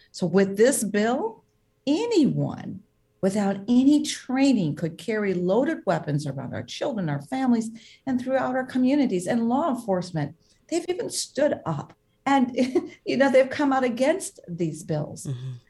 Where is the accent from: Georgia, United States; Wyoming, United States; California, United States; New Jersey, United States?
Georgia, United States; Back in my home state of Georgia, our governor is trying to implement permitless carry